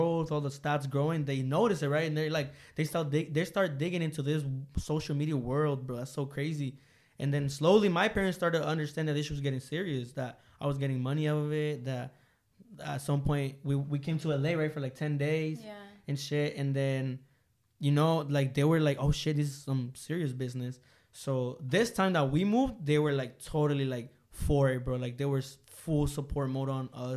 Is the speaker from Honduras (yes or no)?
yes; Honduras; moved away; I'm from Honduras.